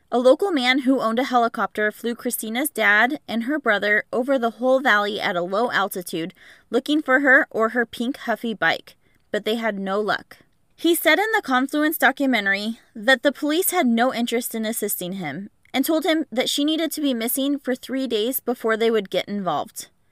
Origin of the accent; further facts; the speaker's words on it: Pacific Northwest, United States; I was born and raised in the Pacific Northwest